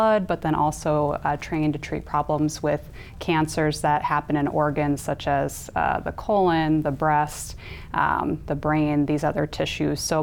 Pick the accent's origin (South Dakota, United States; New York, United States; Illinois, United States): South Dakota, United States; Sioux Falls; moved away; I'm originally from the Sioux Falls area, and I'm back for the last year practicing medical oncology in Sioux Falls